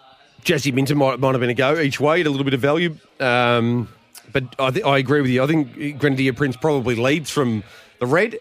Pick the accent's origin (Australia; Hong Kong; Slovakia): Australia; Geelong, Victoria; Geelong, my hometown